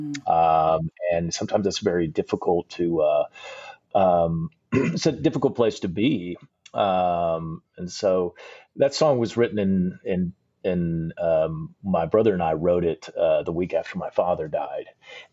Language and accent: English; Leander, Texas, United States; Austin is my hometown. I grew up right outside of Austin in Leander, Texas.